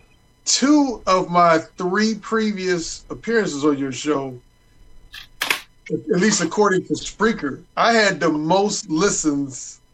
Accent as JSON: {"language": "English", "town": "Gary", "region": "Indiana", "country": "United States", "tie": "born or raised there", "also_born_or_lived": "Bloomington, Indiana / Los Angeles", "moved": "as an adult", "said": "I was born and raised in Gary, Indiana"}